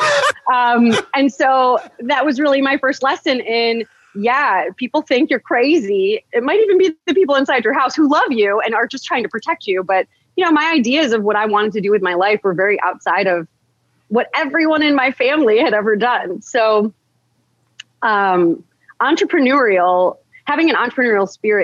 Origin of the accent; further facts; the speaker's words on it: United States; first language English; I'm American. I'm born in America. I'm Chaldean by heritage. Absolutely. That's part of who I am. It's in my blood. But I was born here. So I'm going to school here